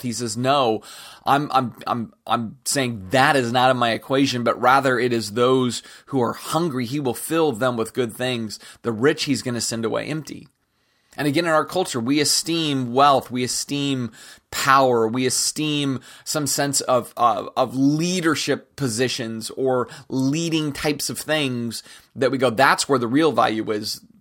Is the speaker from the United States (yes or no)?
yes; United States; especially as American Christians, uh, because it's embedded into our American consciousness